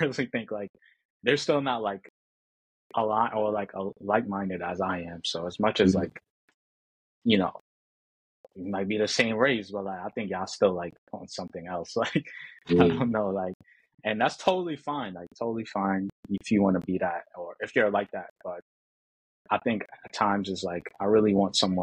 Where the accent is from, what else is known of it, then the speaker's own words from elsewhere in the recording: New York, United States; I'm from New York